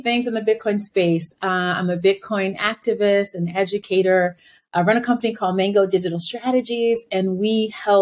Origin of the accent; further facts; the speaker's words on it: United States; I'm Black American.